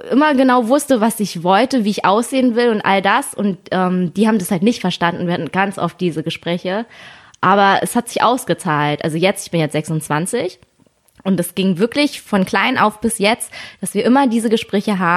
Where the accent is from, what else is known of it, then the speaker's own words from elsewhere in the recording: Germany; weil ich bin ja hier in Deutschland aufgewachsen und alle Kinder konnten trotzdem ihren Hobbys nachgehen